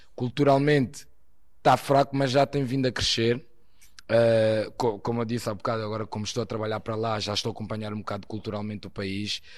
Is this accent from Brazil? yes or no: no; Portugal; also born or lived in Angola; Eu já sou praticamente português, estou cá já há 22 anos, por isso cresci aqui em Portugal